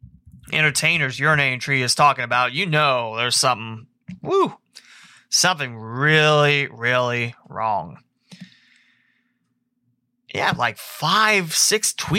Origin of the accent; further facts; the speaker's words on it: Texas, United States; I called and talked to a coach there because I'm from Texas. I play at Trinity High School, which is a big powerhouse in Texas.